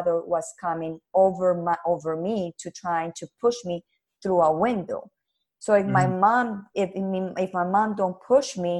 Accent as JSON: {"language": "English", "country": "Colombia", "tie": "born or raised there", "also_born_or_lived": "Canada", "second_language": "English", "moved": "yes", "said": "we was living in Canada and my father and my mother decided to go back to my country where I'm original are. I'm from Colombia."}